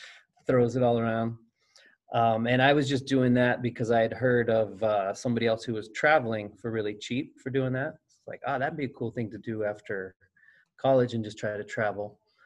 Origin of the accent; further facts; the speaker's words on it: Colorado, United States; also born or lived in Los Angeles; I'm from Colorado. I grew up here and I went to Bear Creek High School. So I've lived close to here for most of my life. But after college, I moved off